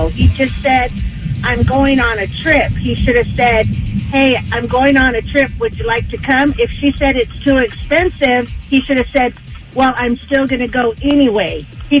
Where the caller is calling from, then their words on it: Devore, California, United States; I'm calling from DeVore.